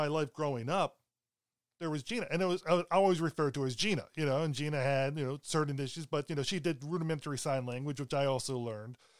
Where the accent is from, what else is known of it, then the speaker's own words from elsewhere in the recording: Baltimore, Maryland, United States; also born or lived in Pennsylvania; I was growing up in Baltimore after we moved from Pennsylvania